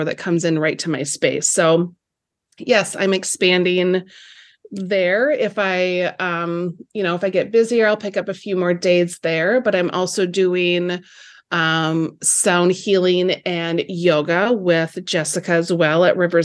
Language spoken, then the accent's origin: English; Lake City, Minnesota, United States; I'm also expanding down in Lake City here in my hometown